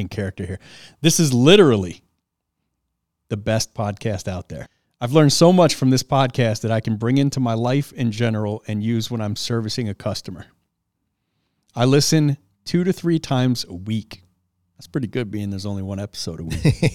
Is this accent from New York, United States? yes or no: no; Detroit, Michigan, United States; Southwest Detroit. For those of you who know Detroit, I grew up off